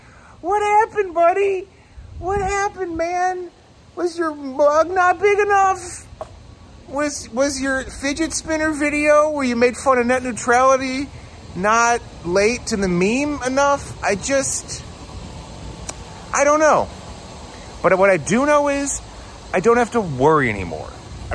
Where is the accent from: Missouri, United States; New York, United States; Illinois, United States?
New York, United States; Buffalo; I'm sorry we're both from Buffalo, New York